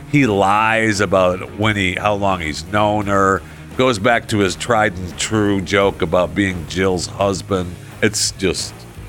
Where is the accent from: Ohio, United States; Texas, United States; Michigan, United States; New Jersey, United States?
Michigan, United States; Saginaw; my hometown of Saginaw, Michigan